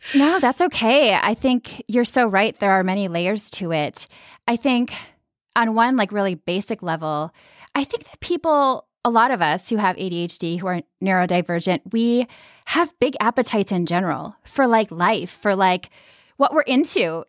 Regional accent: Minnesota, United States; I grew up in Minnesota and in a really kind of like quiet Scandinavian suburban community

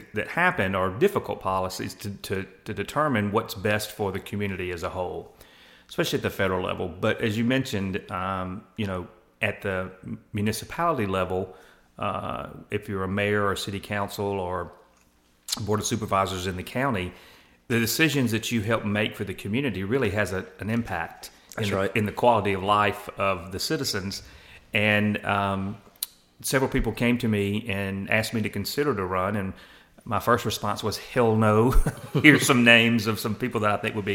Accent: Laurel, Mississippi, United States; moved away as an adult; now in Columbus, United States; I'm originally from Laurel, Mississippi

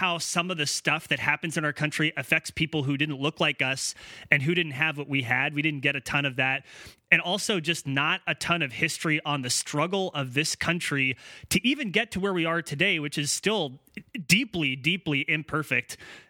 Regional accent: Corvallis, Oregon, United States; we grew up in a very, very white town. I mean, we grew up in Corvallis, Oregon, and especially when we were kids in the early 90s, not super diverse at all.

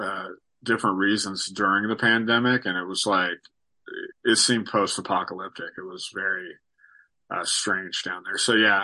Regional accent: Sacramento, California, United States; also born or lived in Riverside; Sacramento is definitely my hometown, but I was born in Riverside, down south. But we moved around a ton when I was a kid.

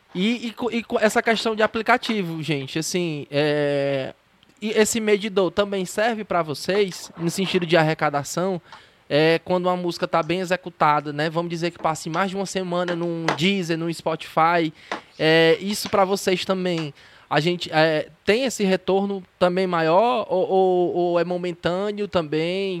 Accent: Ceará, Brazil; sou do Ceará

